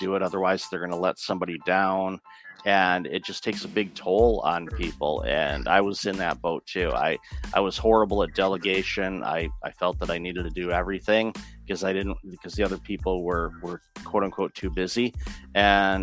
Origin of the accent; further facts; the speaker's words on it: Detroit, Michigan, United States; moved away; I grew up in the Detroit area